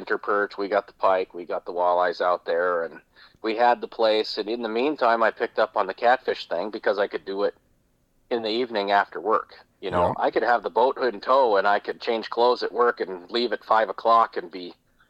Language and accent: English; Grand Forks, North Dakota, United States; I am from Grand Forks, North Dakota, up on the Red River of the North.